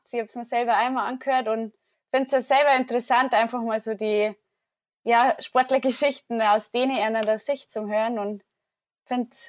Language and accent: German; Wasserburg, Bavaria, Germany; now in Ruhpolding, Germany; oder mein Elternhaus ist in der Nähe von Wasserburg. Das ist eine gute Stunde von Ruppolding weg. Da bin ich auf dem Bauernhof aufgewachsen.